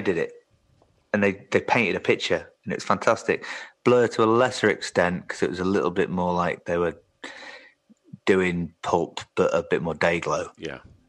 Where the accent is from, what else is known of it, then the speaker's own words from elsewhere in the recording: Yorkshire and the Humber, United Kingdom; growing up in West Yorkshire